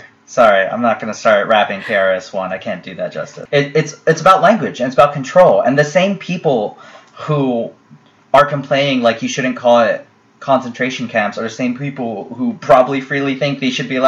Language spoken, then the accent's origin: English; United States; I'm still an American